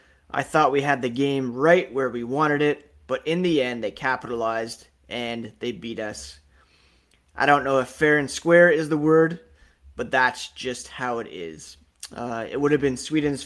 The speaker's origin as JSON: {"language": "English", "country": "Canada", "said": "I am Canadian"}